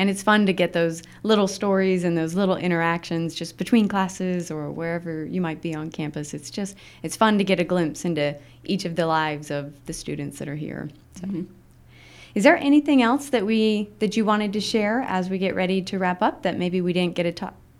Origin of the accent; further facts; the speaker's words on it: Utah, United States; also born or lived in Illinois; I'm from Utah, and then I lived in Illinois, so the soda and pop thing.